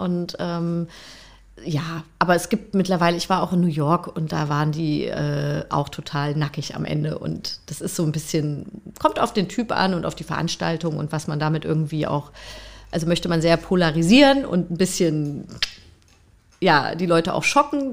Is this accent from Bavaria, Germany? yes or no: no; Freiburg im Breisgau, Baden-Württemberg, Germany; moved away; bin ich halt nicht im, in, im Osten sozusagen groß geworden, sondern in Freiburg im Breisgau